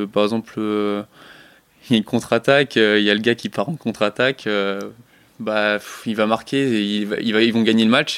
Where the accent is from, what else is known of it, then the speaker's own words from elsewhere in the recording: southern France, France; also born or lived in Strasbourg / Lorraine; now in Var, France; on est descendu dans le sud pour recommencer un peu une nouvelle vie